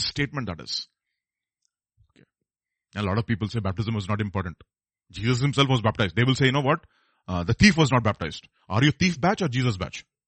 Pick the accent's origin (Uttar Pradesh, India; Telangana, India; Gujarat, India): Telangana, India; Hyderabad; I'm, I'm from Hyderabad